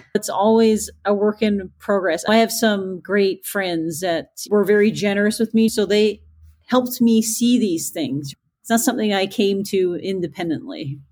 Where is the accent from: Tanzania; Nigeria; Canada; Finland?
Canada; Newfoundland and Labrador; I'm from Newfoundland. It's a beautiful island off the east coast of Canada.